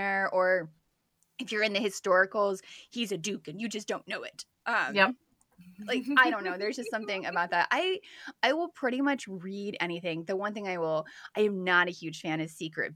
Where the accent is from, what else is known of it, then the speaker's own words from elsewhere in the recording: Bedford, Texas, United States; I grew up in Bedford, Texas, which is part of the Metroplex in Texas